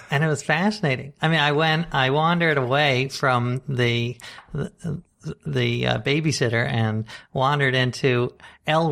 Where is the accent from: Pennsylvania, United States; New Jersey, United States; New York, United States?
New York, United States; New York City; I grew up right here in Manhattan